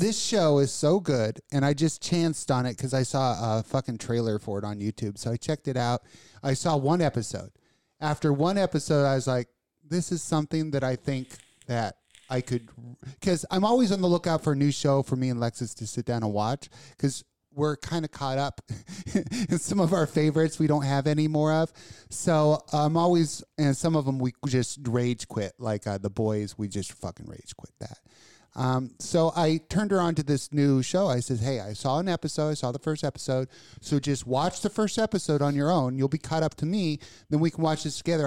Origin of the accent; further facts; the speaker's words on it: Kentucky, United States; from places back in the backwoods in Kentucky with clean air